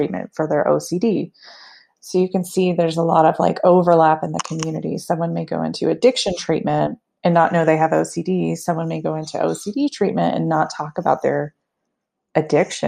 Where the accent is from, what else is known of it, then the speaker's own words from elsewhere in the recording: the South, United States; now in Lakewood, United States; I'm from the South, so I was extra taught not to talk about anything sexual